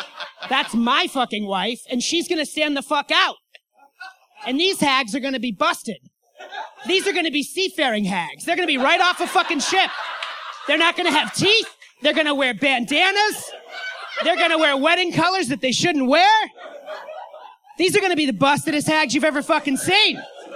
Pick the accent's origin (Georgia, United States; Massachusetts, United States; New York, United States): Massachusetts, United States; Springfield; I'm from Western Massachusetts, and I'm dragging these ugly-ass bitches from Revere. And they're going to make my bride look good. Because I'm from Springfield and I have a complex.